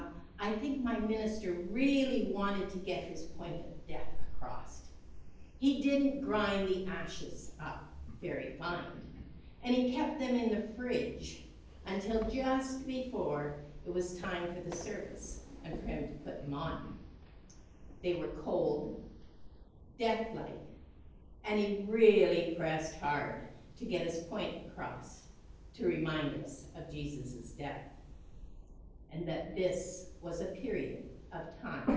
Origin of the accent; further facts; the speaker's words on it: Canada; Ash Wednesday that I grew up with in Canada